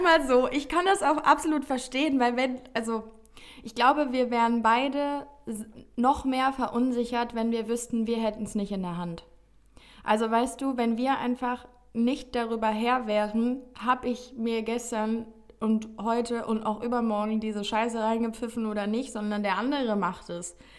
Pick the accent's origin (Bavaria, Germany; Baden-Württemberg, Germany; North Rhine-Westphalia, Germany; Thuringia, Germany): Baden-Württemberg, Germany; Offenburg; now in Cologne, Germany; ich bin gestern Abend wieder zurück in meine Heimat gefahren